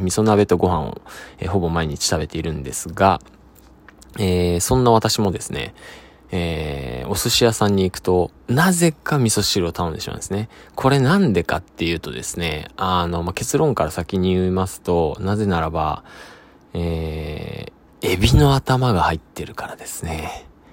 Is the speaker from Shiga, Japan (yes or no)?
no; Sado, Niigata, Japan; moved away; 僕佐渡島出身